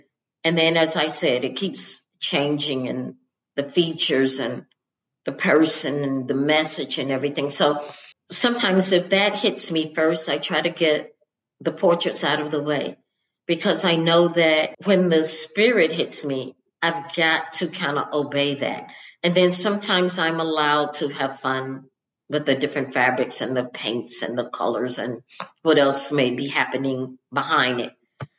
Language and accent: English; the South, United States; I mean, like my growing up in the South, and we certainly don't give out obituaries and pictures